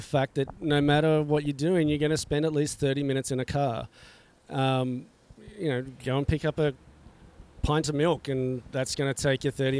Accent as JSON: {"language": "English", "country": "Australia", "said": "I came from Australia."}